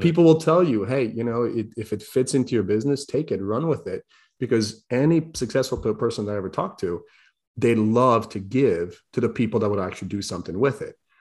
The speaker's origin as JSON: {"language": "English", "country": "Croatia", "moved": "yes", "lives_now": "United States", "said": "I'm broke kid from Croatia"}